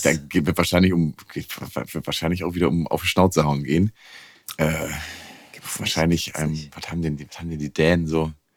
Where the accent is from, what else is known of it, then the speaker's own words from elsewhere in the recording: the East, eastern Germany, Germany; Ich komme aus dem Osten